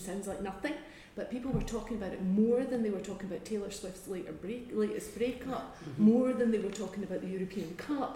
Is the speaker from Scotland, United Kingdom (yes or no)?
yes; Scotland, United Kingdom; as a Scot